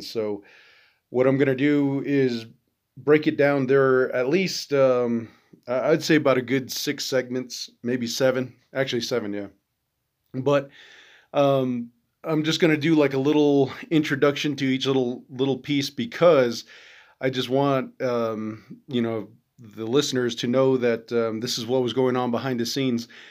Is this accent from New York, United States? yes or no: no; Albuquerque, New Mexico, United States; now in Klagetoh, United States; originally, I'm from Albuquerque, but I'm out in, uh, Clagato because my, my mother, that's where she's from